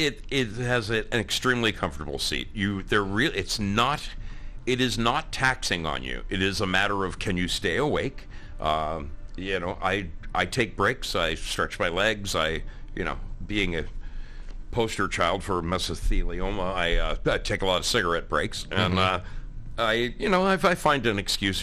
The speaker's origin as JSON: {"language": "English", "region": "Oregon", "country": "United States", "said": "I was in North Carolina, and I'm from Oregon, where it rains, you know, 3 out of 7 days a week"}